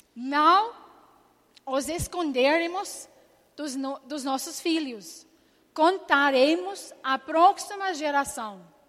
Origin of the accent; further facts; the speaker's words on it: Scotland, United Kingdom; Portuguese is a second language; moved away as an adult; eu nasci na Escócia